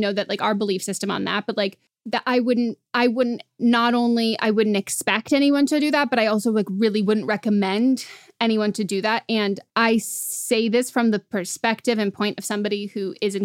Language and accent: English; California, United States; I'm from California